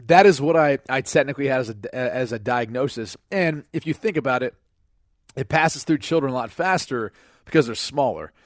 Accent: Cleveland, Ohio, United States; it's my hometown team that I grew up rooting for.

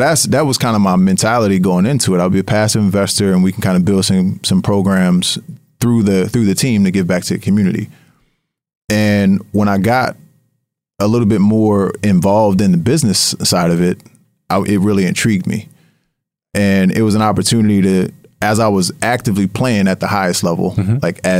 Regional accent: Harrisburg, Pennsylvania, United States; there was a team that was launching in my hometown in Harrisburg, PA, and they were looking for investors.

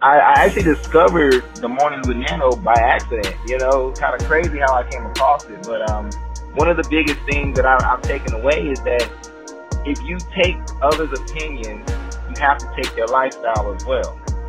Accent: Greensboro, North Carolina, United States; based out of North Carolina, Kernersville, North Carolina, currently born and raised in Greensboro.

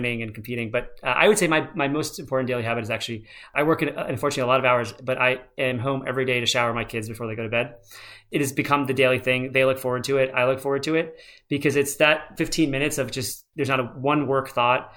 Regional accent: United States; I was born in America

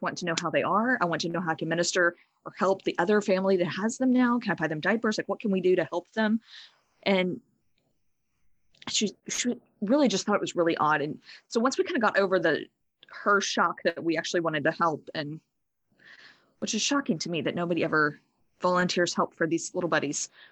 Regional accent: Southeast Texas, United States; moved away as an adult; now in Seattle, United States; I am from Southeast Texas

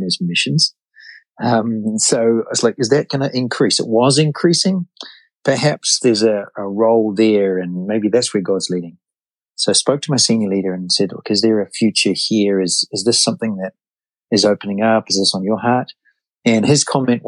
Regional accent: New Zealand; moved away as an adult; now in United States; I'm from New Zealand, and my wife and I, four children

